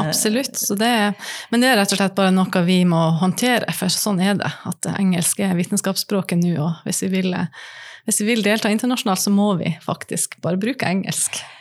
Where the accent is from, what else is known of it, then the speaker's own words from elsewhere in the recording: Nordland, Norway; Jeg kommer fra Nordland